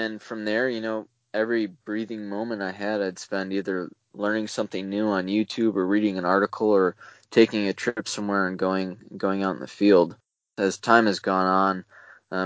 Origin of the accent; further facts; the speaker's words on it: Wisconsin, United States; I'm from Wisconsin, and that's still home for me